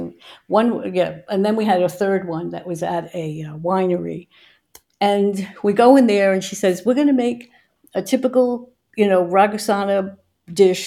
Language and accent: English; New York, United States; growing up in New York